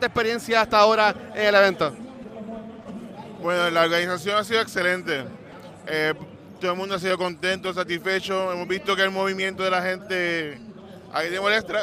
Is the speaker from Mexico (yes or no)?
no; Puerto Rico; nosotros como puertorriqueños podemos hacer un equipo que represente la isla